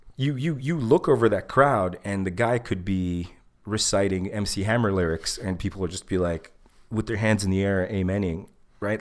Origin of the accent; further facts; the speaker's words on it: Egypt; moved away; I'm not black, but I'm from Africa